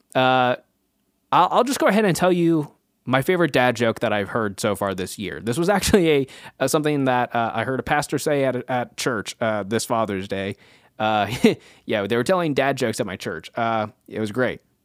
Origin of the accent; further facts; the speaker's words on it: Kansas, United States; my home state of Kansas